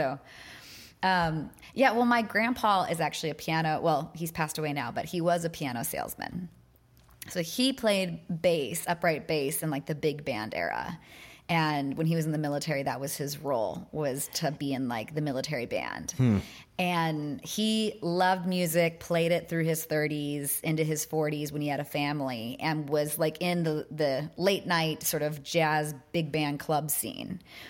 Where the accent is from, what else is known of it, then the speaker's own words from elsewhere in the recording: Austin, Texas, United States; also born or lived in New York; now in North Carolina, United States; I love Austin, Texas. Like I still have a slight draw, and I feel like the more I'm around people from the South, the thicker that like little intonation in my voice becomes.